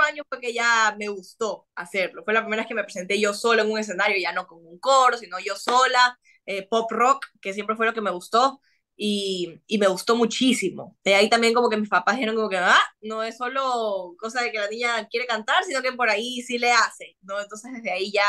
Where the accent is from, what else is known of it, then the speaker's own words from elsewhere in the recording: Ecuador; acá en Ecuador